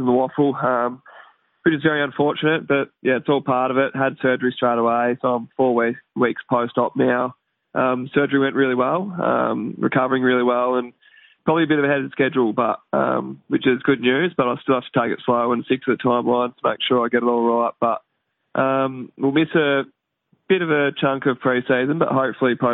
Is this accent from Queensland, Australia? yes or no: no; Horsham, Victoria, Australia; moved away as an adult; also born or lived in Perth; I am Victorian. I'm a Horsham boy